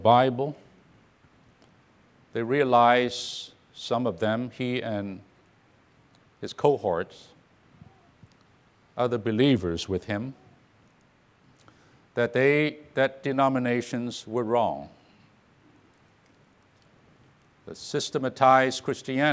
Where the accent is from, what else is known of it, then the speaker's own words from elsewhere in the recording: Orange County, California, United States; I come from Orange County, California